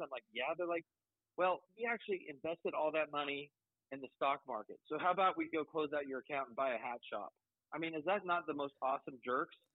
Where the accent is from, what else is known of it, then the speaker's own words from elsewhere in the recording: Colorado, United States; I'm from Colorado.